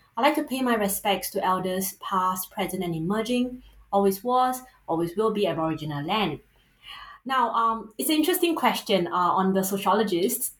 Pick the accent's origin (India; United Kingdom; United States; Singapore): Singapore; accent: Singaporean; first language English; you might be able to tell from the accent as a Singaporean, you can't run from it. Um, I grew up in a settler state